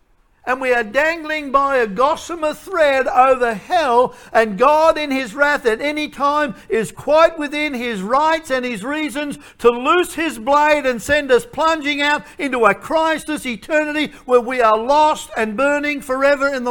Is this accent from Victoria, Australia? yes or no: no; Queensland, Australia; I'm from Queensland.